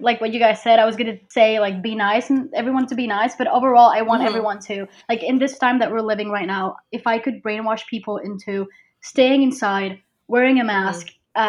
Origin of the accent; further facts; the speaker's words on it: Puerto Rico; I'm from Puerto Rico. I am 23.